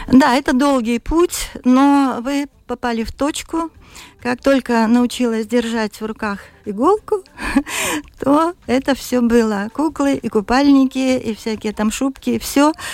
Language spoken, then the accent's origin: Russian; Vologda Oblast, Russia; born or raised there; also born or lived in Siberia; now in Latvia